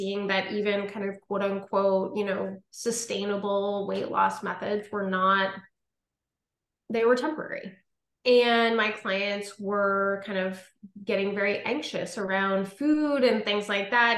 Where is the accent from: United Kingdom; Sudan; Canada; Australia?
Canada; Ottawa, Ontario; I'm from Ottawa, Ontario